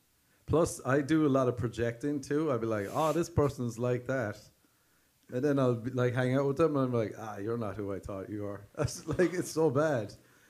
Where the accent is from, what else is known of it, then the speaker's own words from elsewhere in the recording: Ireland; when I was growing up in Ireland